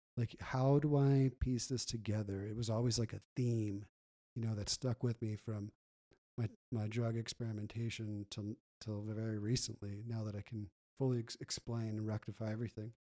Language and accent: English; Gilbert, Arizona, United States; also born or lived in California; growing up in Gilbert was awesome